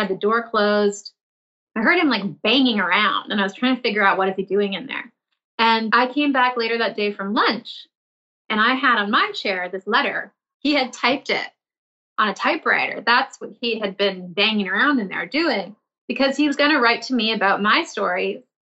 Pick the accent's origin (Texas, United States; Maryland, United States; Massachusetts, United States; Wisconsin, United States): Massachusetts, United States; Milton; I grew up in the suburbs of Boston in a town called Milton.